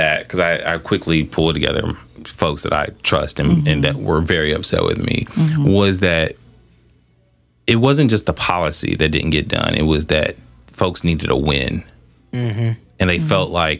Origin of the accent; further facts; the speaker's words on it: Southfield, Michigan, United States; Because at the end of the day, like, I grew up in Southfield.